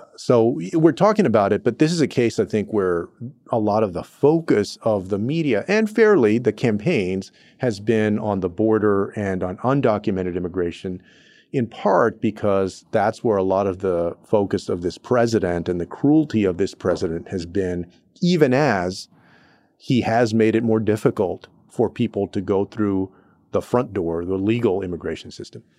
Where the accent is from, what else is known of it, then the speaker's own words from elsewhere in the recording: Texas, United States; places like Houston in my home state of Texas